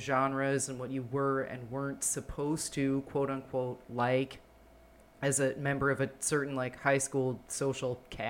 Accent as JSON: {"language": "English", "region": "New Jersey", "country": "United States", "tie": "born or raised there", "said": "growing up in Jersey"}